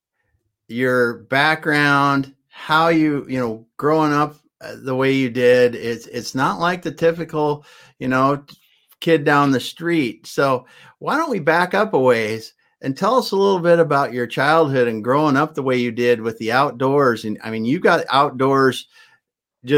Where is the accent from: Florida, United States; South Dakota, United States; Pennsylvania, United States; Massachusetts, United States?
South Dakota, United States; I grew up in South Dakota, right on the Missouri River